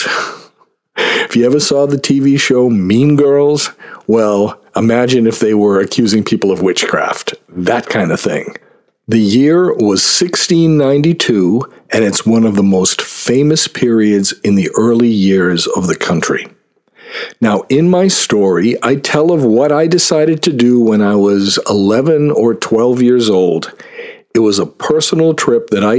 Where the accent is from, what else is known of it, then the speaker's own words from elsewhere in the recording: 11 miles from Salem, Massachusetts, United States; how far it was from my hometown to Salem, Massachusetts, and it was 11 miles